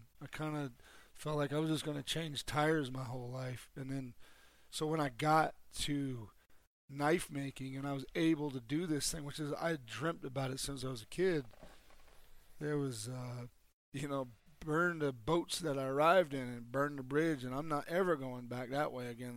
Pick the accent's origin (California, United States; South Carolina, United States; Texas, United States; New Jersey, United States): South Carolina, United States; Charleston; moved away; I grew up down in Charleston, South Carolina.